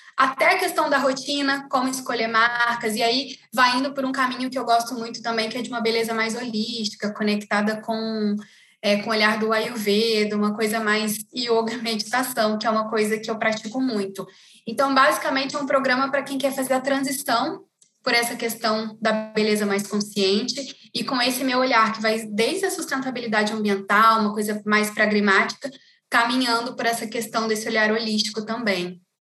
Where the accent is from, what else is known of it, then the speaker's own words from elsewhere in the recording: interior of Rio de Janeiro state, Brazil; moved away as an adult; now in São Paulo, Brazil; lá no interior do Rio, né, de onde eu sou. E eu me mudei para São Paulo há 11 anos